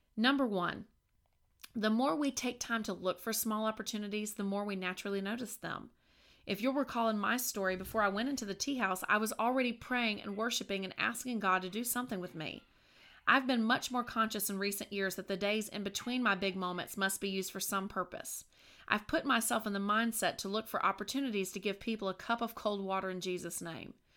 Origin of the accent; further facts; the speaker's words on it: Virginia, United States; moved away; my hometown in Virginia